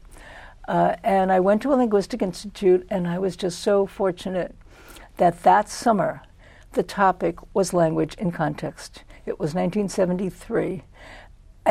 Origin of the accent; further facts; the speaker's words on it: New York City, New York, United States; moved away; I was born in Brooklyn, New York, raised in Brooklyn, New York